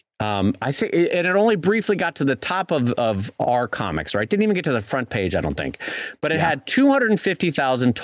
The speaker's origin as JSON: {"language": "English", "town": "San Diego", "region": "California", "country": "United States", "tie": "born or raised there", "moved": "yes", "said": "I'm from San Diego. I have San Diego family"}